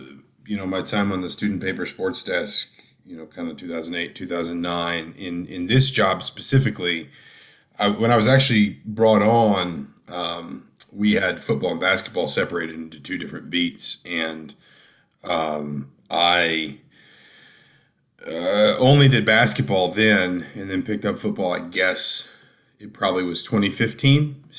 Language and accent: English; Atlanta, Georgia, United States; moved away as an adult; now in Bloomington, United States; I was born and raised in Georgia. I grew up in Atlanta and just came to Indiana for college, met a girl, got a job, wound up just kind of settling in Bloomington.